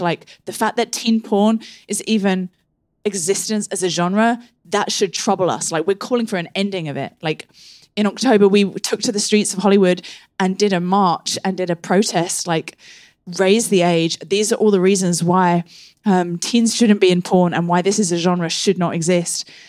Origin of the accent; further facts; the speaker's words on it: England, United Kingdom; growing up in England